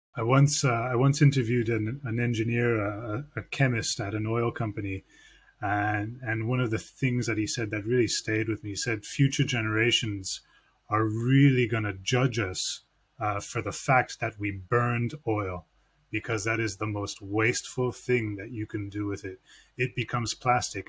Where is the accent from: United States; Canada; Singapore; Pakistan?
Canada; a Canadian who grew up listening to you